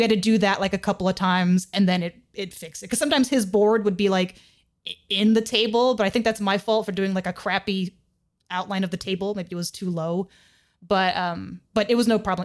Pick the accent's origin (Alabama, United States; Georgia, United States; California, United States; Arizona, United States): California, United States; I was born and raised in California